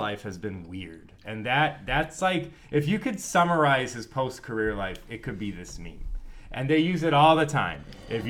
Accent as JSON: {"language": "English", "town": "Boston", "region": "Massachusetts", "country": "United States", "said": "I'm from Boston, too"}